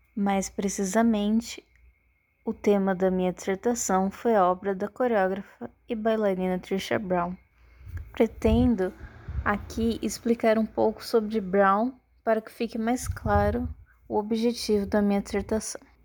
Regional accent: Campinas, São Paulo, Brazil; now in Florianópolis, Brazil; Eu nasci em Campinas, São Paulo e atualmente moro em Florianópolis, Santa Catarina.

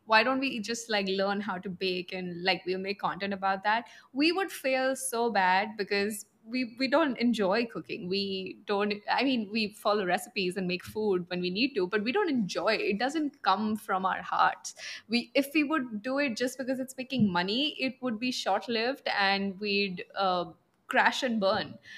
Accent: Punjab, India; I'm from the north, from Punjab

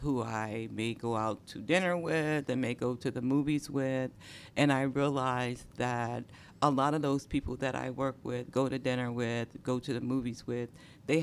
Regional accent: Chicago, Illinois, United States; moved away as an adult; also born or lived in Indianapolis, Indiana / Washington, D.C.; my mother, after being severely beaten by my stepfather, moved us to Chicago

